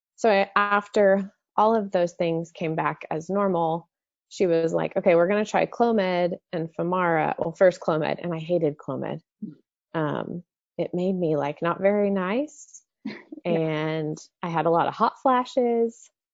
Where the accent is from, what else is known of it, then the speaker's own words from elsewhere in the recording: Dallas, Texas, United States; I grew up in the Dallas Fort Worth area um, my whole life